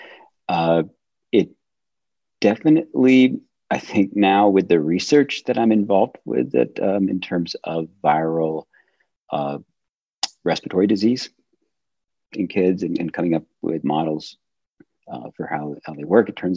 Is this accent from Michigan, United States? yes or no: yes; Michigan, United States; moved away as an adult; now in Atlanta, United States; I grew up in Michigan